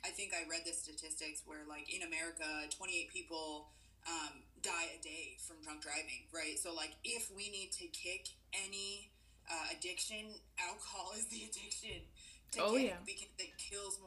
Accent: Pennsylvania, United States; moved away; also born or lived in Utah; I'm also from Pennsylvania where we have beer barns and wine stores and everything is sold separately

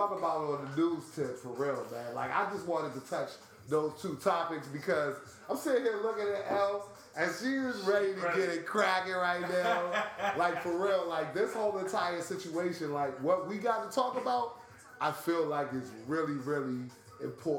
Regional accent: Washington, District of Columbia, United States; I'm from D.C.

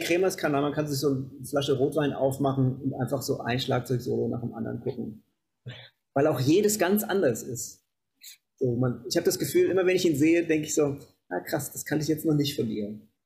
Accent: Kassel, Hesse, Germany; In so einem Musikhaus in Kassel, wo ich herkomme

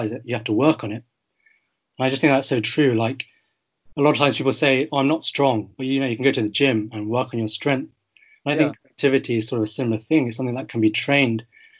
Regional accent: United Kingdom; I'm a third generation British Chinese

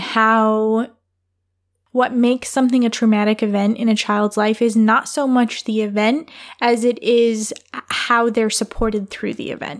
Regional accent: Michigan, United States; I grew up in Michigan, not the Upper Peninsula of Michigan.

